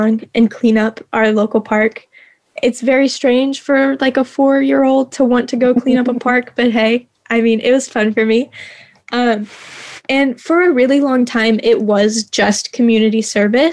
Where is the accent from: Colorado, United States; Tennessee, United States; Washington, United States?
Tennessee, United States; Clarksville; I'm from Clarksville, Tennessee. So I'm about an hour out from Nashville.